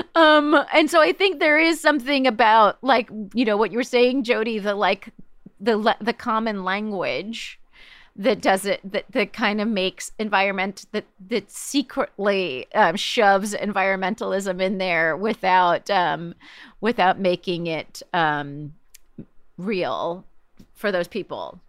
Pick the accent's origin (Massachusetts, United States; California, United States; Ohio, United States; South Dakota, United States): California, United States; Palm Springs; I grew up in Palm Springs